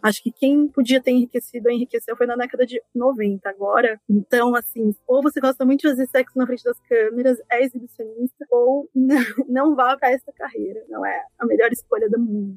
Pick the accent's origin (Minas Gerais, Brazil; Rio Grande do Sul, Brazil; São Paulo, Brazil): São Paulo, Brazil; Eu sou paulistana